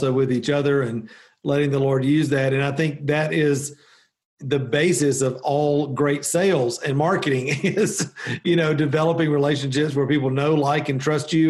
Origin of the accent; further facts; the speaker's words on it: the South, United States; as a Southerner